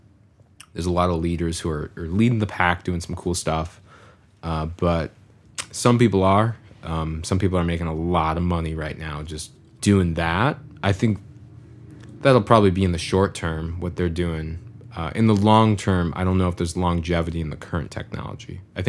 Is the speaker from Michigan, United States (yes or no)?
yes; Farmington, Michigan, United States; I grew up in Farmington all the time, you know, right 15, 20 minutes outside of Detroit.